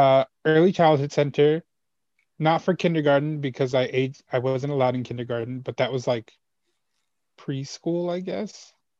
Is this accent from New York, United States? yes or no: yes; Hempstead, New York, United States; also born or lived in El Salvador / Texas / Florida; I was born in El Salvador. and I came to this country when I was three. And my parents, I've always lived... I was raised rather on Long Island, mm-hmm. in Hempstead, Long Island. I've lived elsewhere for like months at a time. Like I lived in Texas for a little bit and I live in Florida for a little bit, but I've never left New York City.